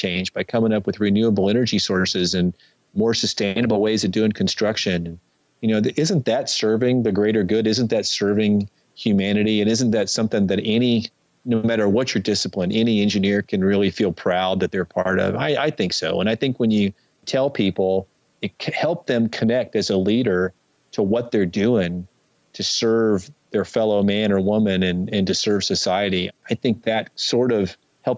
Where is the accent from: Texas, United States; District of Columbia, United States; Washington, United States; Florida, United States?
Texas, United States; Dallas–Fort Worth area; I grew up in Dallas, Fort Worth area